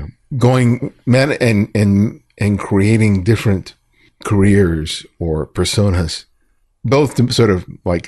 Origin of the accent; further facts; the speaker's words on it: Los Angeles, California, United States; when I was growing up in South